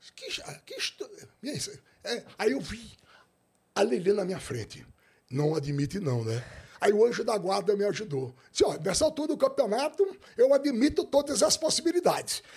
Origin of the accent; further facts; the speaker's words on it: Maceió, Alagoas, Brazil; Eu nasci em Maceió